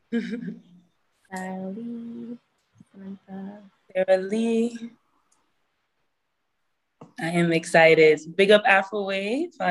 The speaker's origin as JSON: {"language": "English", "town": "Hamilton", "region": "Ontario", "country": "Canada", "tie": "born there", "also_born_or_lived": "Toronto / Burlington / Brampton / Mississauga", "said": "I was born Hamilton, moved to Toronto. I lived in Burlington as well, Brampton, Mississauga."}